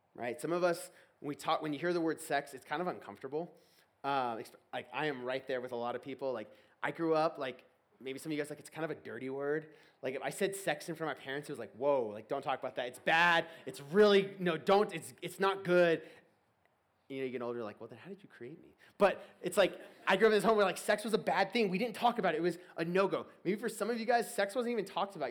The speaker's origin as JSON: {"language": "English", "region": "Texas", "country": "United States", "moved": "yes", "said": "I'm from Texas originally"}